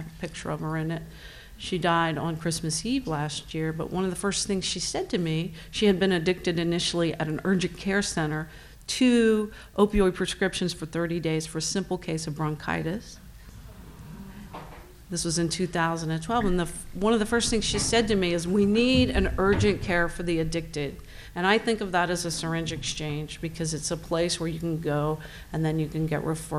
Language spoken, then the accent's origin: English; Ohio, United States; moved away; I was in my hometown in Ohio not long ago